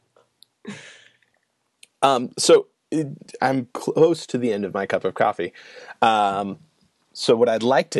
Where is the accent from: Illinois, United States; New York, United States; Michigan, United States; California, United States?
Illinois, United States; I'm from Illinois